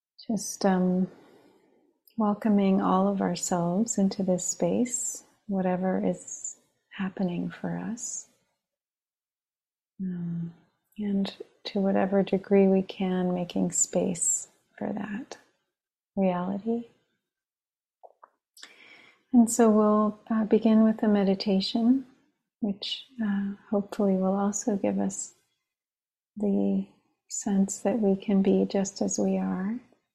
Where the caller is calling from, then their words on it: New York, United States; I'm calling in from the East Coast, the land of the Munsee, Lenape, and Merrick peoples of Long Island.